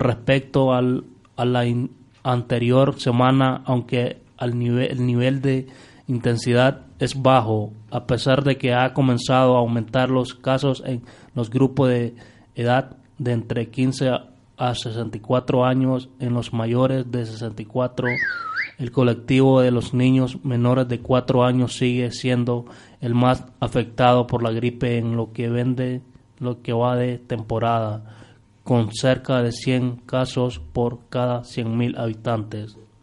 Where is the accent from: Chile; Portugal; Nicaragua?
Nicaragua; now in Spain; nosotros allá en, Nicaragua